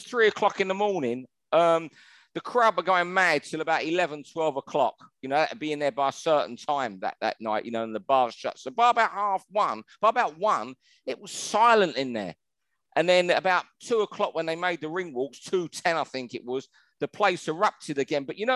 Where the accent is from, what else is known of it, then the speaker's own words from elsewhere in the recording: Manchester, North West England, United Kingdom; we're all from the Manchester area